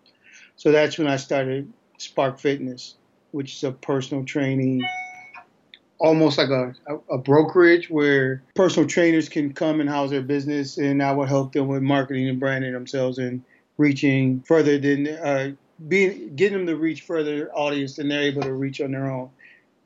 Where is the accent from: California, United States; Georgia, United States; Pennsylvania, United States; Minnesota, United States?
Minnesota, United States; St. Paul; moved away as an adult; also born or lived in Little Rock, Arkansas; I am from Minnesota, or St. Paul, Minnesota